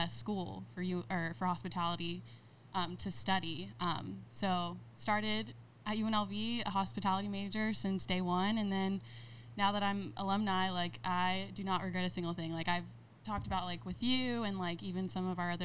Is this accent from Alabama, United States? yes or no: no; Las Vegas, Nevada, United States; I'm born and raised in Vegas